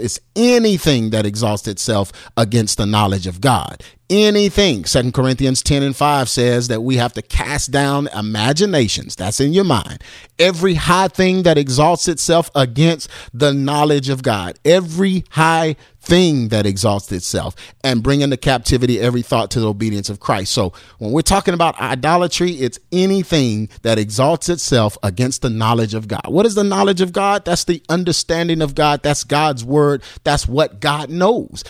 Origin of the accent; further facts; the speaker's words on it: Texas, United States; I'm from Texas, so I say fire.